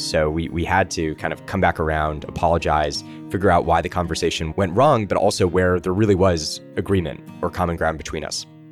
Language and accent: English; Los Angeles, California, United States; I grew up in Encino, California.